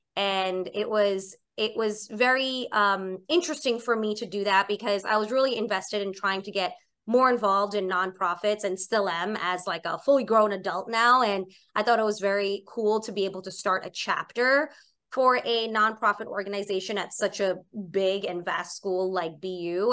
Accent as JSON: {"language": "English", "town": "New York City", "region": "New York", "country": "United States", "tie": "born or raised there", "also_born_or_lived": "Boston", "said": "I'm born and raised in Staten Island, New York"}